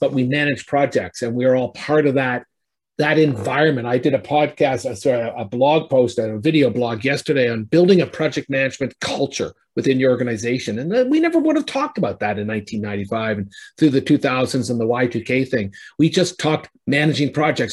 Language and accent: English; Canada; I'm a Canadian